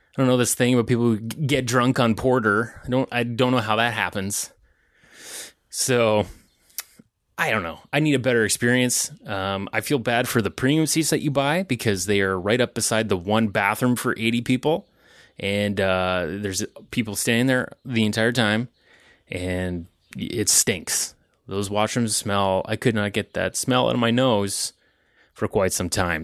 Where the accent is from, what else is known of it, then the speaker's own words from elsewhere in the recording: Ontario, Canada; I'm from Ontario.